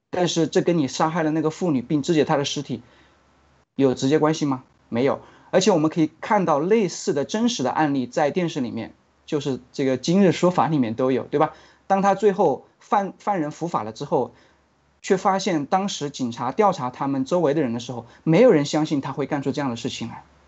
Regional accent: China; 我们中国人

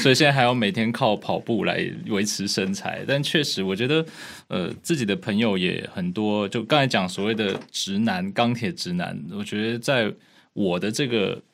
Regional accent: Taipei, Taiwan; 我是台湾人嘛，然后我在台北长大

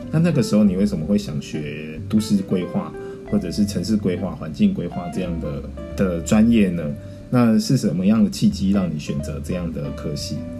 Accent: Tainan, Taiwan; 我是台南的小孩，然后从小到大都一直活在台南

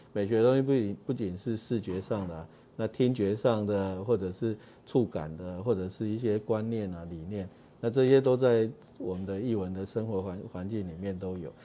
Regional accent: Kaohsiung, Taiwan; 我是左营长大的

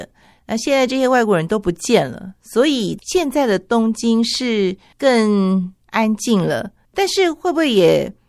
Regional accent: Taiwan; 我以为会有一种孤单的感觉，就说哇，这里好像真的只有我一个台湾人这样子，

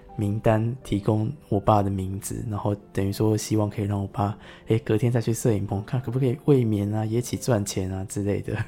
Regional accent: Taiwan; 香港人跟我们台湾人的世界

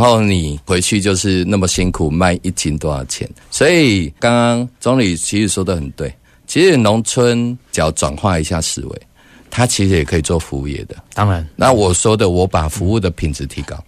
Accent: Taichung, Taiwan; 我们台中人

